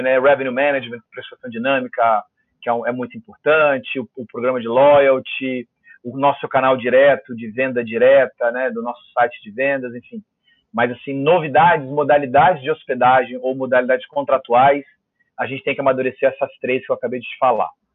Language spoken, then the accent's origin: Portuguese; Vitória, Espírito Santo, Brazil; eu sou capixaba